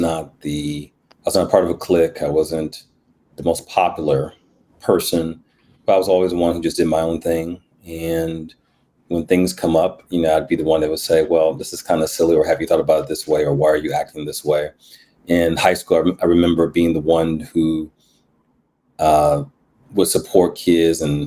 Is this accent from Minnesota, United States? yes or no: no; Milwaukee, Wisconsin, United States; also born or lived in New Jersey; I grew up in Milwaukee, otherwise known as the Mill, the 414, MKE, Bruce City